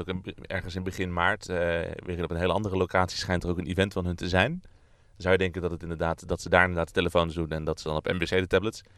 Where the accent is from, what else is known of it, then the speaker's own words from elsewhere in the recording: Netherlands; waar wij als Nederlanders niet heel erg naar uit hoeven te kijken